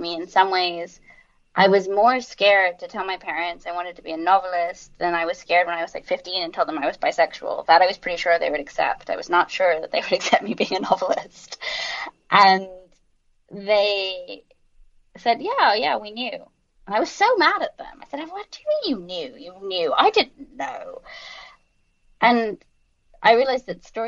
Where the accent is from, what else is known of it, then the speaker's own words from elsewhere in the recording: London, United Kingdom; moved away as an adult; also born or lived in United States; I was raised in London